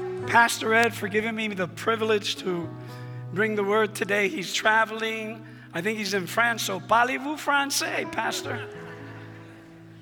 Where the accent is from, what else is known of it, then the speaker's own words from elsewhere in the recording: Puerto Rico; first language Spanish; English is a second language; moved away; I'm from the Caribbean, beautiful island called Puerto Rico. I was born there.